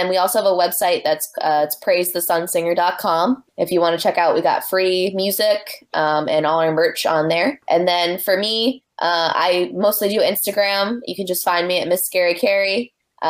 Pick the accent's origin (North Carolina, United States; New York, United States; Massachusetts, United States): Massachusetts, United States; New Bedford; I was born and raised in New Bedford